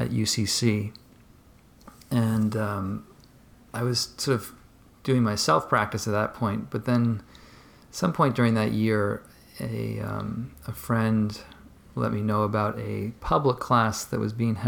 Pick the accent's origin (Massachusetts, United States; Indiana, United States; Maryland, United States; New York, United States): Massachusetts, United States; Marshfield; I am originally from, not Boston proper, but I grew up south of Boston in a small little suburb called Marshfield